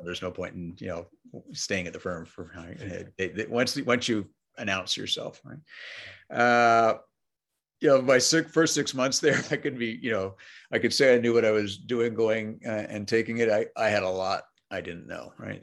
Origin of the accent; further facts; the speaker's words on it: Montreal, Quebec, Canada; first language English; moved away; So I grew up in Montreal, Canada